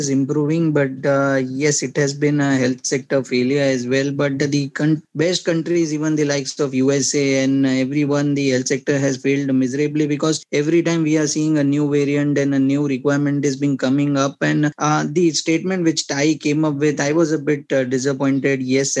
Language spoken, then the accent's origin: English; India; as an Indian